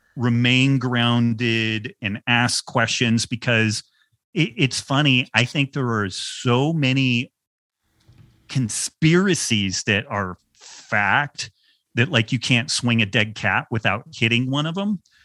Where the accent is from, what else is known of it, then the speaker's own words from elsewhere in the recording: United States; I was born white male in America at the end of the twentieth century